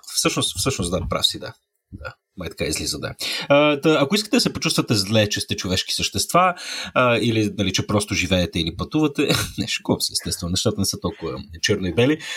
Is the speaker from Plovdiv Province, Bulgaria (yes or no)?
no; Sofia, Sofia City, Bulgaria; аз пък съм от Слатина